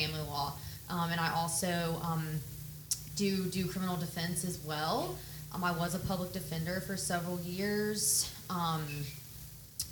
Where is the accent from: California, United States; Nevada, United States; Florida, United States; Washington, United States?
Florida, United States; Pensacola Beach; I was raised on Pensacola Beach. I went to Gulf Breeze Middle School and High School.